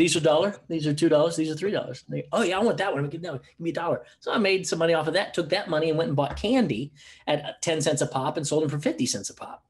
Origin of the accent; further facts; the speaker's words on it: United States; moved away as an adult; also born or lived in Oklahoma / Houston, Texas / Los Angeles, California; now in Gold Coast, Australia; I grew up in Oklahoma and Houston.